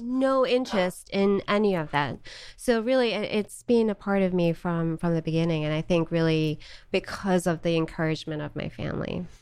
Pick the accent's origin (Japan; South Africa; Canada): South Africa; Johannesburg, Gauteng; moved away as an adult; also born or lived in Charlotte, North Carolina / Missouri; now in United States; I was born in Johannesburg, South Africa, and lived there for eighteen years, born and raised.